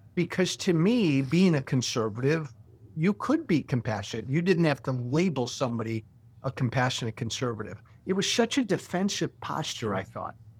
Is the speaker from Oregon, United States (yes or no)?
no; Illinois, United States; my hometown in Illinois